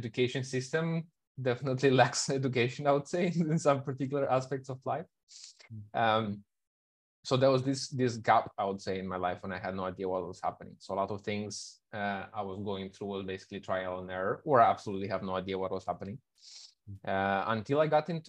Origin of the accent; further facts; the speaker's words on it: Moldova; moved away as an adult; also born or lived in Kuala Lumpur; I am originally from Moldova, but in the past 12 years, I think I've been living in many, many countries, over 30 different countries